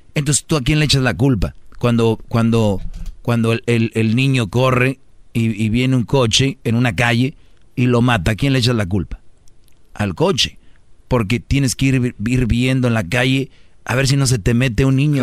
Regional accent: Mexico; los mexicanos nos reímos de la muerte

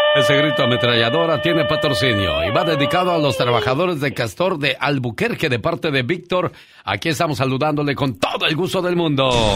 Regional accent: Mexico; Soy orgullosamente mexicano

